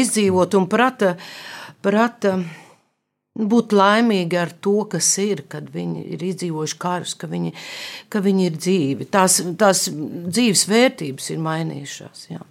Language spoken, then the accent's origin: Latvian; Skrīveri, Vidzeme, Latvia; also born or lived in Latgale; es piedzimu skrīveros